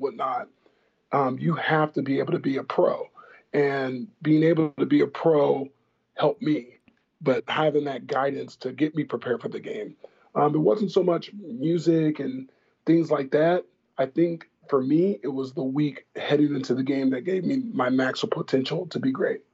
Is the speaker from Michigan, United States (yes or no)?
no; Tustin, California, United States; I'm currently starting a flag football league in my hometown in Orange County, California. Uh, my hometown is Tustin